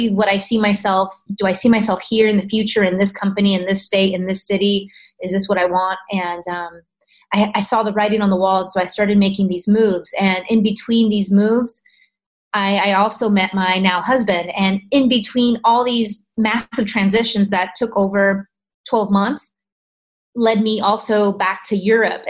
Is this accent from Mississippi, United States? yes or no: no; California, United States; I'm originally from California, so I saw doctors in California